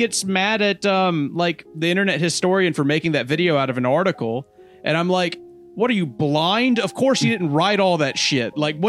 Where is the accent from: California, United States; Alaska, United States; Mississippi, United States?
Mississippi, United States; I'm from Mississippi. I have a Mississippi education.